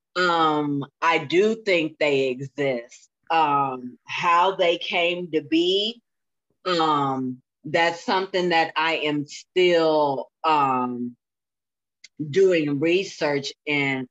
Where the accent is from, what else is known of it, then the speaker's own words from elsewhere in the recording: Springfield, Illinois, United States; I'm from Springfield, okay? I'm about three hours south of Chicago